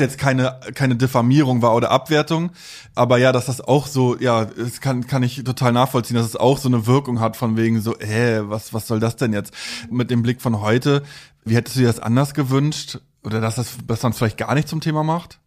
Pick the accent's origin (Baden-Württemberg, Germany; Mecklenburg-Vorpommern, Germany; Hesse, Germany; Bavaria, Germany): Mecklenburg-Vorpommern, Germany; Also ich bin aus MV, aus äh, mhm. da im Plattenviertel aufgewachsen